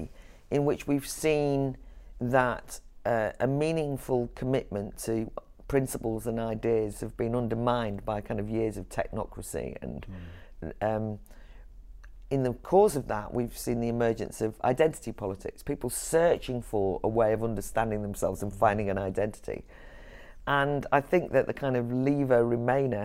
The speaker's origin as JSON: {"language": "English", "region": "Wales", "country": "United Kingdom", "moved": "yes", "said": "I'm from Wales originally, but I'm also from an Irish background"}